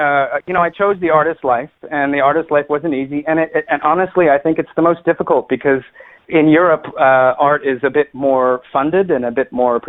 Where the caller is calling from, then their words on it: San Francisco Bay Area, California, United States; particularly here where I'm calling from the San Francisco Bay Area.